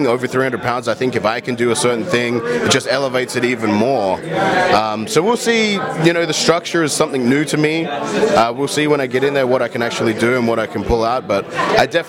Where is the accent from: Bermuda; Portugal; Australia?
Australia; moved away as an adult; also born or lived in Florida; now in United States; I'm originally from Australia, so it's basically summertime all year round